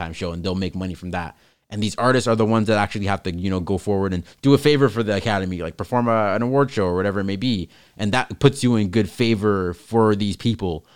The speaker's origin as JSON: {"language": "English", "country": "Canada", "said": "we're Canadian"}